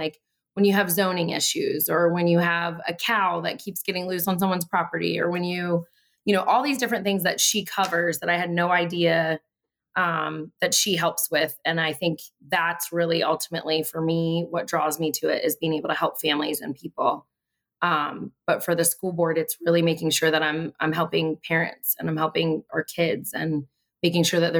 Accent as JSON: {"language": "English", "area": "Prince William County", "region": "Virginia", "country": "United States", "tie": "born or raised there", "also_born_or_lived": "Blacksburg, Virginia", "said": "I came here when I was like 7 months old, so I don't know any different. This is my home. Like, it counts. Leave me alone, Josh. So. Yes, I'm a native Prince William Countyan."}